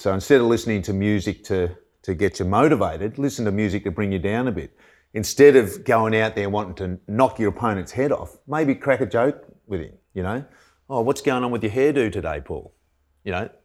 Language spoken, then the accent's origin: English; Lake Eildon, Victoria, Australia; I was from Lake Eildon, like a thousand people